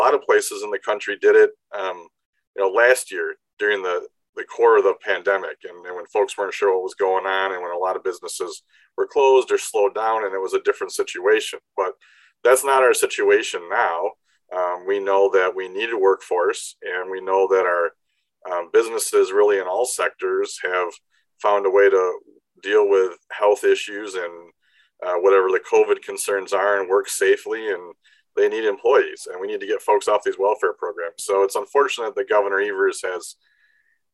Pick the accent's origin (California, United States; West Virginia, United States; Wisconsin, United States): Wisconsin, United States; Beaver Dam; My hometown is Beaver Dam